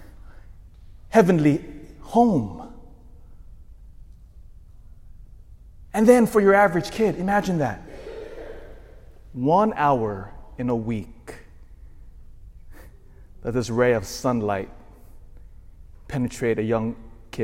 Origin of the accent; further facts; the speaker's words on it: Elk Grove, United States; I grew up in Elk Grove